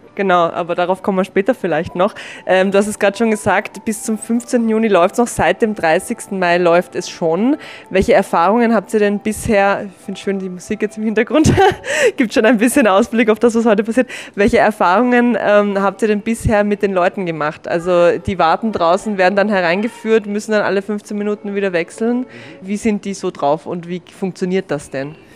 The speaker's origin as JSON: {"language": "German", "region": "Vienna", "country": "Austria", "said": "als echte Wienerin, die ich nun mal bin"}